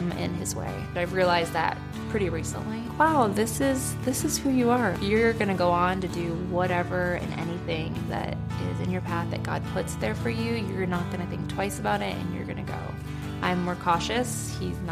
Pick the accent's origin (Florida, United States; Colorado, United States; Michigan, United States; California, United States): Michigan, United States; Battle Creek; moved away; I'm originally from Michigan, from Battle Creek